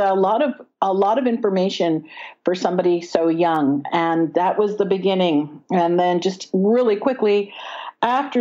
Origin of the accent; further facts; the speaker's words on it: Bronxville, New York, United States; I was raised in Westchester, New York, in Bronxville